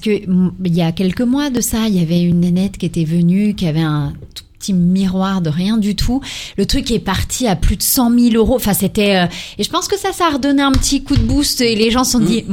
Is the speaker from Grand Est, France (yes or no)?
yes; Ardennes, Grand Est, France; je suis originaire des Ardennes